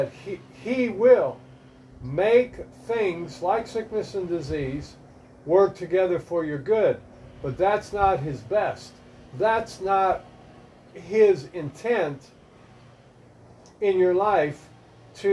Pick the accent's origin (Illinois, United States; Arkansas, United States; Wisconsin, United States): Wisconsin, United States; Milwaukee; now in Florida, United States; I grew up in Milwaukee